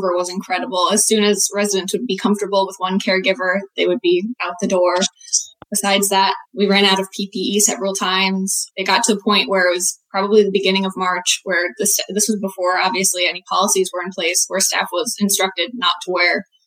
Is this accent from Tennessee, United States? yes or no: no; New Milford, Connecticut, United States; I'm from Connecticut, New Milford, small town in Western Connecticut.